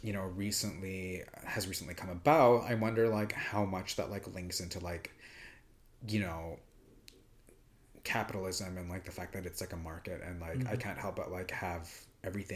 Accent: Vancouver, British Columbia, Canada; I'm from Vancouver, Canada

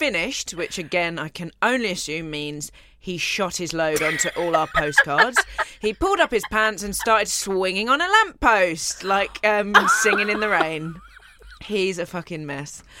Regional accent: Colchester, East of England, United Kingdom; moved away; my hometown, Colchester, oldest recorded town

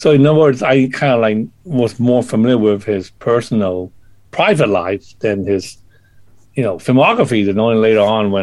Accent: Hong Kong; I was, you know, growing up in Hong Kong

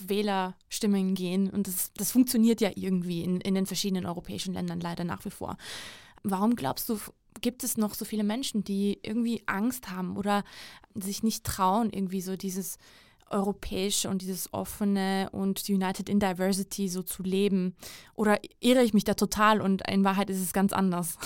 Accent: Georgia; moved away; seit meiner Kindheit in meinem Heimatland Georgien

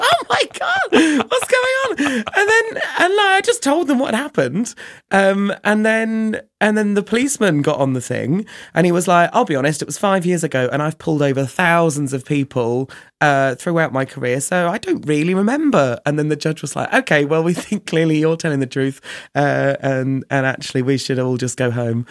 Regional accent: Chichester, South East England, United Kingdom; now in Brighton, United Kingdom; I grew up in a small town called Chichester

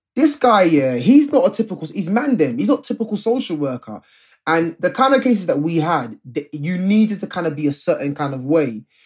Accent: London, United Kingdom; Me and Rob are both Londoners. We're both from the Ends

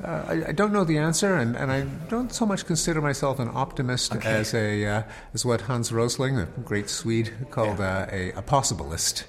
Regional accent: United States

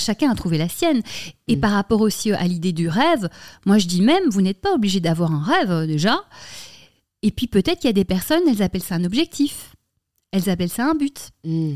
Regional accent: Brussels, Brussels-Capital Region, Belgium; moved away as an adult; now in Paris, France; j'ai grandi à Bruxelles

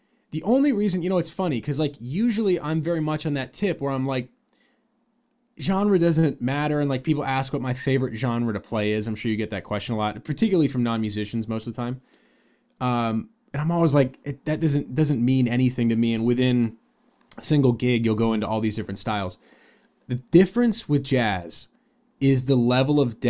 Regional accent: San Diego, California, United States; also born or lived in Seattle, Washington; I was born in Seattle, moved to San Diego

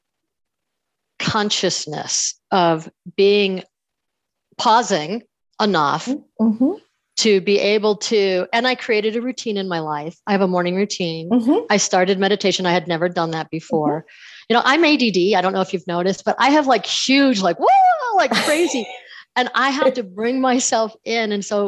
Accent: New York, United States; I am from New York

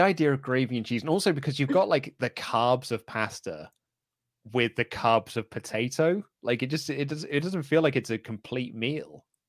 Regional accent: United Kingdom; I'm British

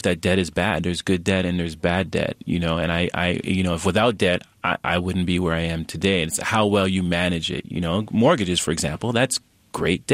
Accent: Canada; now in United States; I'm Canadian born and I'm a resident of the United States

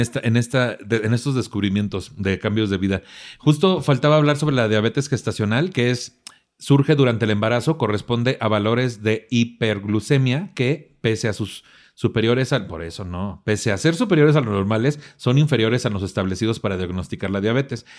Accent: Mexico; nuestras familias que somos mexicanos

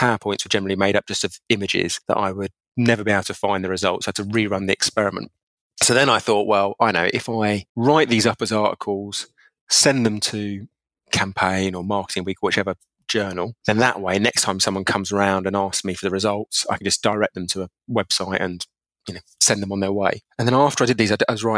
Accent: Essex, East of England, United Kingdom; I grew up in England. People might or might not know it, but a place called Essex

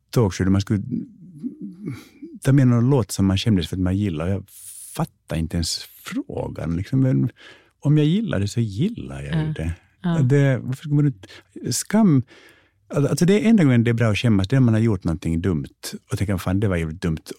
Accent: United States; born there; jo, jag föddes faktiskt i Amerika.

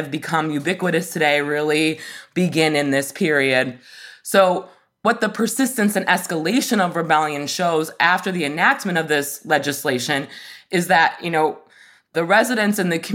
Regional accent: Michigan, United States; my home state of Michigan

